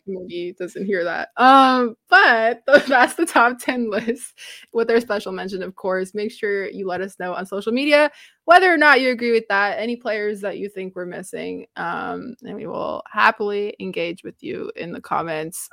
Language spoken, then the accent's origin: English; Romania; first language Romanian; English is a second language; moved away; English is not my first language, so my brain likes to say things in the Romanian way